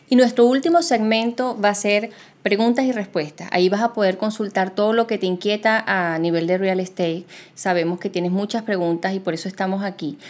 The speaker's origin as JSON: {"language": "Spanish", "town": "Caracas", "region": "Capital District", "country": "Venezuela", "tie": "born or raised there", "also_born_or_lived": "Buenos Aires, Argentina / Margarita Island, Venezuela", "moved": "as an adult", "lives_now": "Doral, United States", "said": "nací en Buenos Aires, Argentina, pero me crié en Venezuela, eh, me crié en Caracas"}